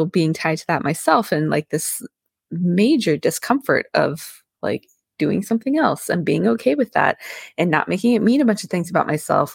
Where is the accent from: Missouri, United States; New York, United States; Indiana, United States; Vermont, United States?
Vermont, United States; I grew up in Vermont